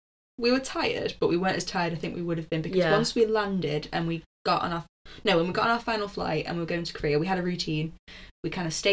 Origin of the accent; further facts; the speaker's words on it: Manchester, North West England, United Kingdom; we're just from Manchester.